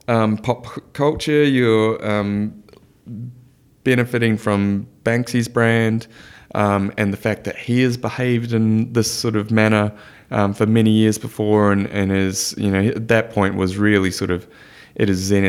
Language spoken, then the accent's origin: English; New Zealand; Now, as a Kiwi, I have a soft spot for OKC just because of Stephen Adams.